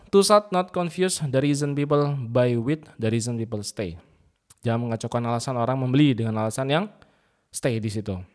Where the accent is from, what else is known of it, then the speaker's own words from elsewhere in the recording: Indramayu, West Java, Indonesia; dia nggak tahu kalau saya dari Indramayu.